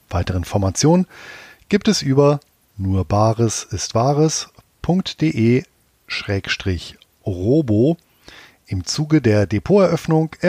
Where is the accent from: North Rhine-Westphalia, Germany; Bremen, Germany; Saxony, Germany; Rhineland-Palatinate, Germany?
North Rhine-Westphalia, Germany; Bonn; Mit Ludwig van Beethoven begeht der wohl berühmteste Sohn meiner alten Heimatstadt in diesem Jahr seinen 250. Geburtstag. Als der Wegbereiter der Romantik in Bonn geboren wurde